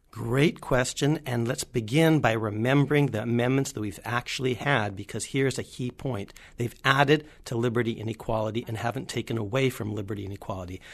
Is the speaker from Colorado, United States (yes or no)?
no; California, United States; moved away; I'm from the West. I'm from California